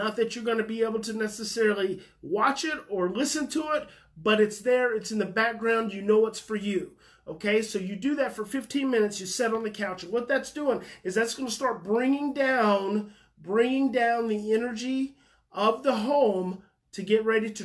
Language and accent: English; Muskogee, Oklahoma, United States; I was born in Muskogee, Oklahoma